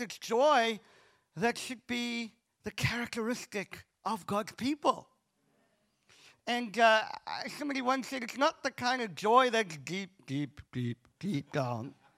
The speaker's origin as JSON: {"language": "English", "town": "Cape Town", "region": "Western Cape", "country": "South Africa", "said": "I'm from Cape Town"}